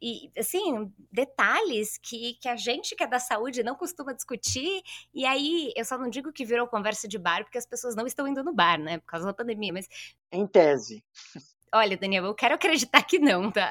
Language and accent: Portuguese; São Bernardo do Campo, São Paulo, Brazil; eu sou de São Bernardo, nascida e criada